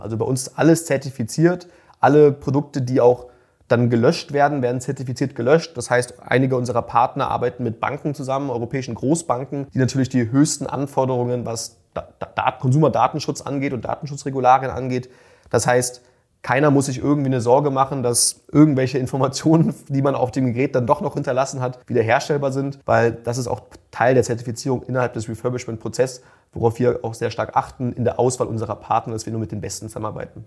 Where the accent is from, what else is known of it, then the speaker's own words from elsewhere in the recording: Hamburg, Germany; now in Vienna, Austria; ich bin Deutscher, ursprünglich aus Hamburg